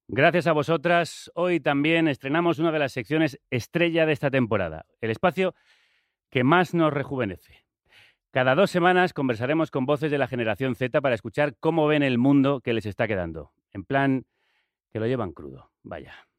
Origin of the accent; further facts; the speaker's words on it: Madrid, Community of Madrid, Spain; Yo nací en Madrid.